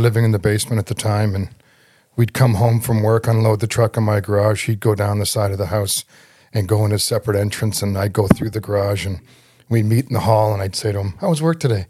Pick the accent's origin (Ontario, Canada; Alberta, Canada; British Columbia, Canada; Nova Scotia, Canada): Ontario, Canada; Toronto; I was raised in Scarborough